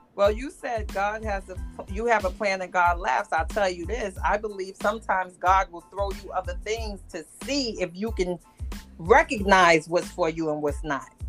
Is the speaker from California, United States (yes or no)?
no; New York, United States; I'm a New Yorker.